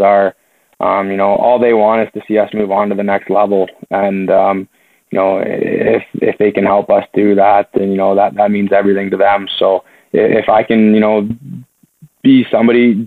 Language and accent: English; London, Ontario, Canada; London, which is my hometown game